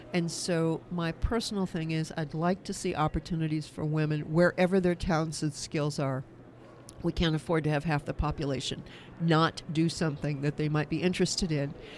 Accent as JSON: {"language": "English", "region": "Kansas", "country": "United States", "tie": "born or raised there", "said": "my home state of Kansas"}